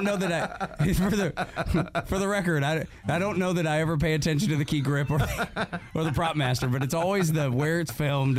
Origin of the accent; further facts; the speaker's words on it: Northwest Georgia, United States; growing up in Northwest Georgia.